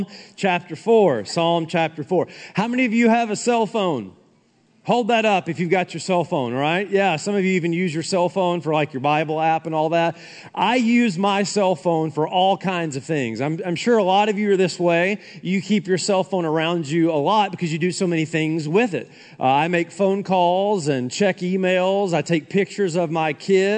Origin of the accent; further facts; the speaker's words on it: Tennessee, United States; moved away; I'm from the South